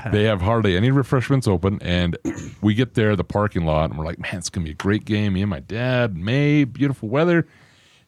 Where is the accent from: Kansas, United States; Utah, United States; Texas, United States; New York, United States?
Utah, United States; moved away; I am from Utah originally